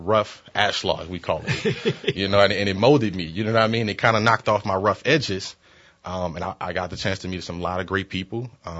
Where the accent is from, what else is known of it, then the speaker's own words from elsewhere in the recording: New Orleans, Louisiana, United States; I'm a public school product, man. Born and raised in New Orleans, and look, I'm still here.